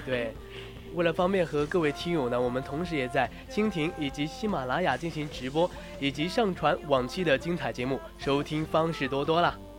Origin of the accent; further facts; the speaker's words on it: China; 我们中国人